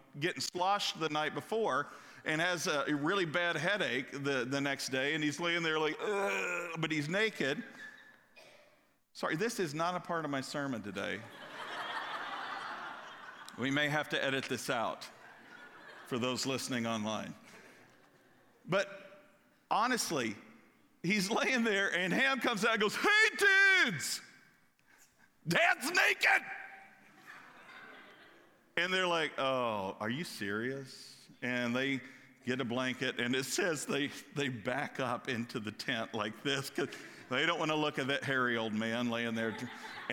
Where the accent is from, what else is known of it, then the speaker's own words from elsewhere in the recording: Kentucky, United States; I'm from Kentucky